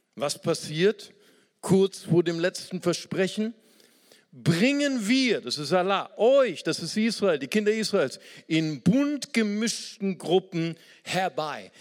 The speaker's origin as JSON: {"language": "German", "country": "Germany", "said": "Wir als Deutsche"}